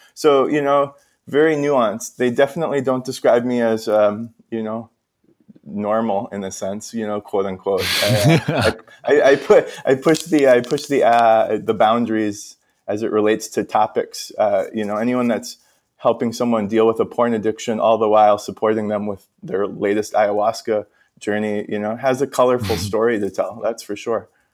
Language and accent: English; Minnesota, United States; I'm from Minnesota